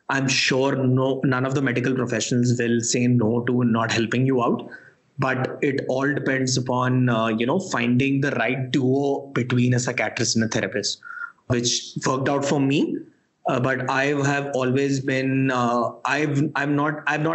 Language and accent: English; Delhi, India; moved away as an adult; also born or lived in Sri Lanka; I was born and brought up in Delhi